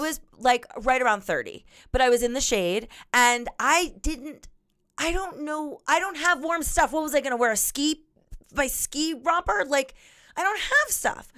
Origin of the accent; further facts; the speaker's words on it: Florida, United States; I grew up in Florida